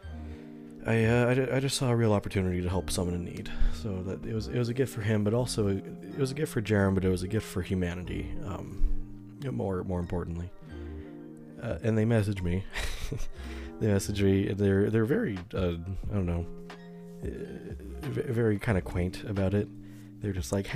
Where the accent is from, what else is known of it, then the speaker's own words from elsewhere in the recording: United States; as an American